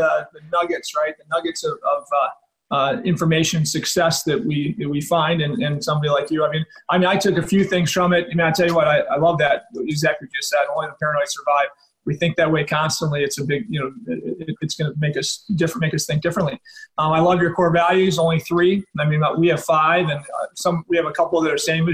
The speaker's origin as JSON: {"language": "English", "region": "Illinois", "country": "United States", "said": "It's my home state"}